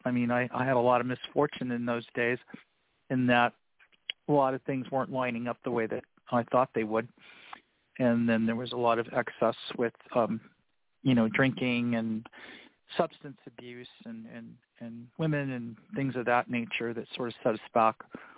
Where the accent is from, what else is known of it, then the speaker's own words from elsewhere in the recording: Los Angeles, California, United States; also born or lived in Florida / North Carolina / South Carolina / Georgia; I'm originally from Florida. I was raised in Los Angeles. I was an Army baby.